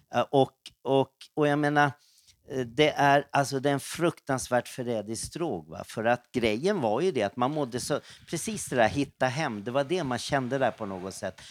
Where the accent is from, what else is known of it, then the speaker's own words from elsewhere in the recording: Stockholm, Stockholm County, Sweden; Jag växte upp då, född på Söder och sen då var det södra förorterna. Och eh, där jag spenderade mest tid det var väl runt Skogås